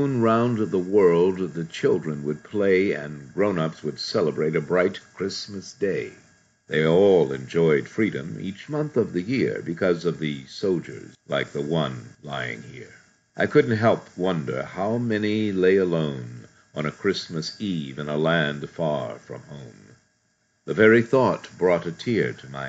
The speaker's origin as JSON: {"language": "English", "country": "United States", "said": "as an American"}